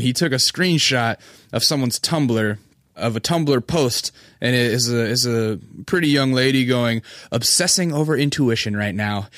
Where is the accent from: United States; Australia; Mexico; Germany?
United States; Alaska; moved away; I'm from Alaska